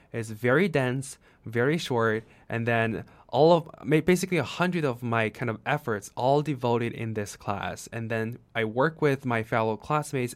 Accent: China; English is a second language; moved away; I come from China.

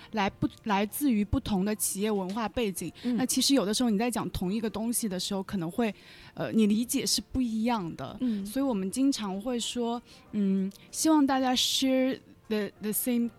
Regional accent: China; 我在中国土生土长了二十多年

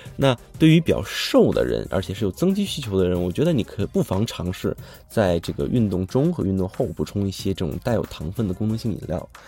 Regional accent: China; 以我们中国人自己的生活习惯而言

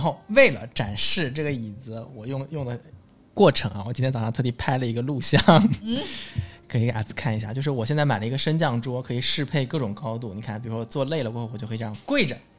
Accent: southern China, China; 我作为一个南方人啊

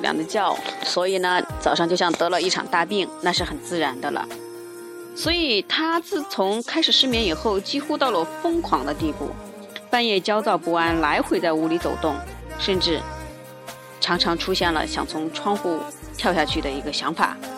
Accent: China; 我们中国人

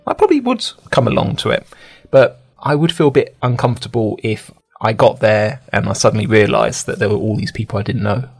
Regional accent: United Kingdom; I'm British.

